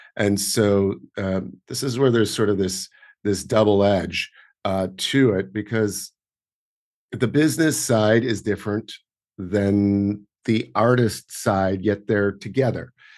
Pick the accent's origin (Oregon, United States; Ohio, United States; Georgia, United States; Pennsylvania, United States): Oregon, United States; Portland; now in New York, United States; while I was growing up in Oregon and then f, later on rural Oregon